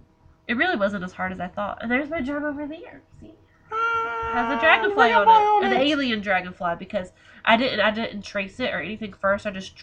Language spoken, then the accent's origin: English; High Point, North Carolina, United States; now in Greensboro, United States; I'm from High Point too.